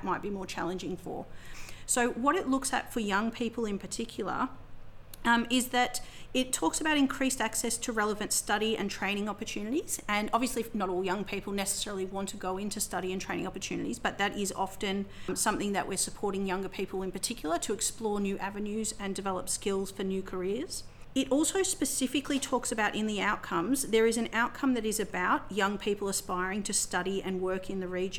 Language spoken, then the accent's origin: English; South Gippsland and Wellington, Victoria, Australia; also born or lived in Melbourne; for me growing up in South Gippsland and in Wellington, it was very much, it was great